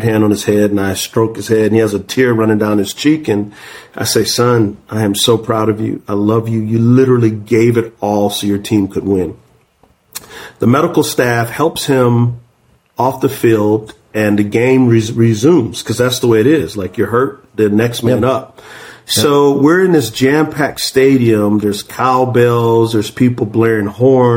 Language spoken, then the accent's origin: English; San Antonio, Texas, United States; I'm from San Antonio